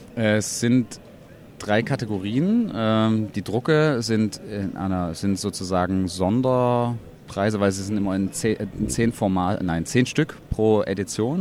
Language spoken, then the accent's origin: German; Leipzig, Saxony, Germany; bin aus Leipzig, bin unter anderem freischaffender Künstler